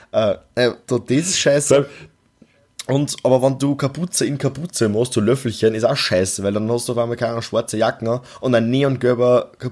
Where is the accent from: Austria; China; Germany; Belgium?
Austria; Nein, wir sind Österreicher, okay?